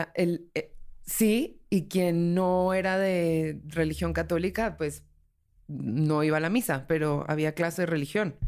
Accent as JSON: {"language": "Spanish", "country": "Colombia", "tie": "born or raised there", "moved": "yes", "lives_now": "Mexico City, Mexico", "said": "soy una habitante de la Ciudad de México. Soy colombiana de nacimiento"}